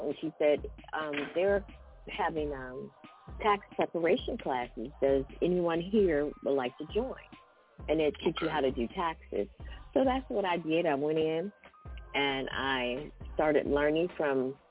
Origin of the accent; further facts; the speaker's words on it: Ohio, United States; moved away as an adult; now in Las Vegas, United States; I am originally from Ohio, but I have now, I've been living in Las Vegas now for about 5 years